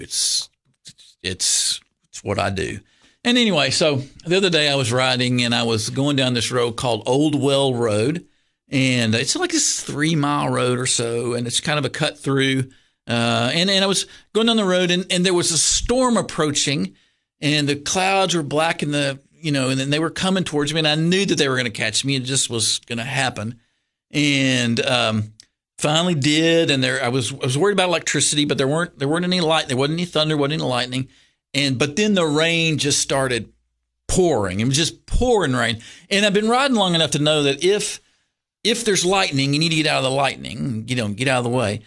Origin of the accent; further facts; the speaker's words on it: Lexington, Kentucky, United States; also born or lived in Georgetown, Kentucky; I grew up in Lexington, Kentucky